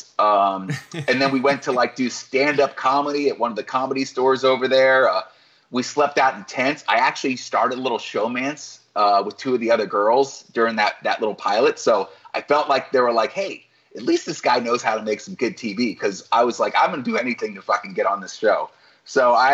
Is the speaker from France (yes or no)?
no; Florida, United States; I was from Florida